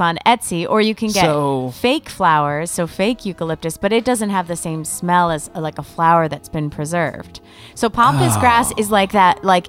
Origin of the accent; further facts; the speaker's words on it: East Coast, United States; Because I'm a nomad. I come from the East Coast. I've lived all over.